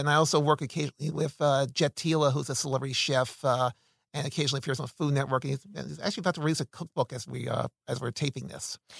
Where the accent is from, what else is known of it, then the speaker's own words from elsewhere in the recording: Philadelphia, Pennsylvania, United States; also born or lived in New Orleans, Louisiana / Santa Clarita, California; now in Los Angeles, United States; I'm originally from Philadelphia, Uh, but I lived in New Orleans, Louisiana for eight years